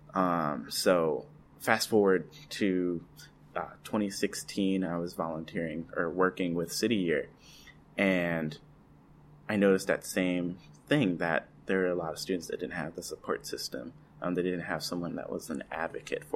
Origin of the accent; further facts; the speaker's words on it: Pontiac, Michigan, United States; now in Stockton, United States; I grew up in Pontiac, Michigan, north of Detroit